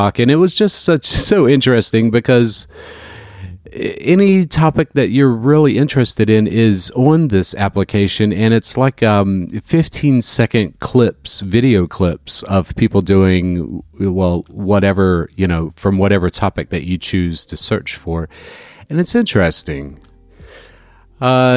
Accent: Northeast Florida, United States; growing up in Northeast Florida

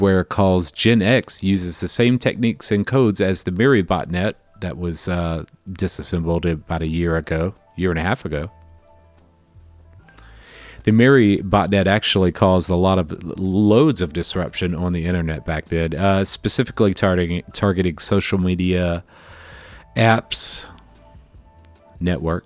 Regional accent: the South, United States; I'm from the South

